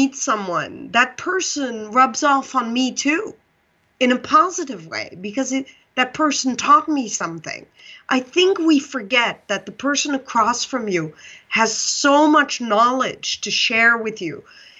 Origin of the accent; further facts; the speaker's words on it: Pakistan; born there; So for your listeners, I was born in Pakistan, and they think it was my biological mother that brought me to the orphanage.